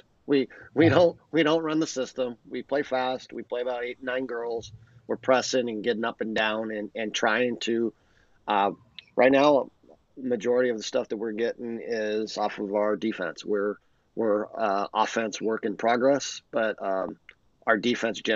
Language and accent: English; La Verne, California, United States; growing up in California, lived here my whole life, and I grew up in a city in Laverne